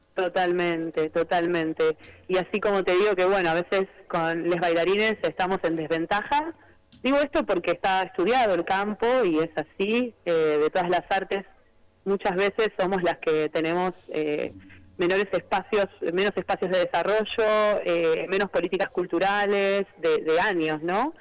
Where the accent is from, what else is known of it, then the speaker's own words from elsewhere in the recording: Chivilcoy, Buenos Aires Province, Argentina; Yo bailaba tango y folclore en Chivilcoy, que es mi ciudad natal, en la provincia de Buenos Aires